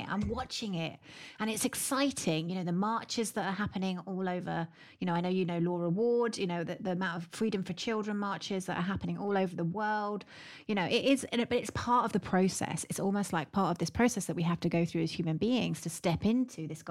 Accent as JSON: {"language": "English", "country": "United Kingdom"}